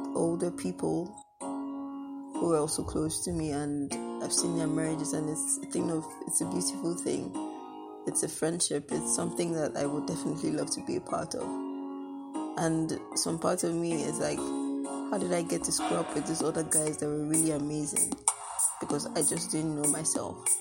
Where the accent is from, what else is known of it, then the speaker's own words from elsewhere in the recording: Nigeria; I'm actually very proud to be Nigerian